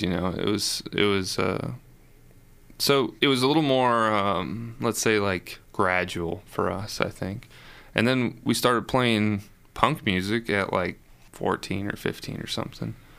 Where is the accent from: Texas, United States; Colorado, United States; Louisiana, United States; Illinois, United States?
Illinois, United States; Chicago; growing up in Chicago